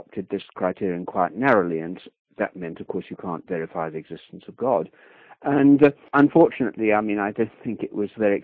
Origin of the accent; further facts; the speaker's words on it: England, United Kingdom; I come from England